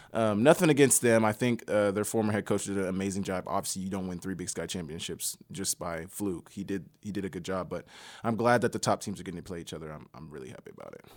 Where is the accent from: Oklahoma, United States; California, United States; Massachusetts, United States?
Oklahoma, United States; moved away as an adult; also born or lived in Montana; I'm from Oklahoma, the biggest high school in Oklahoma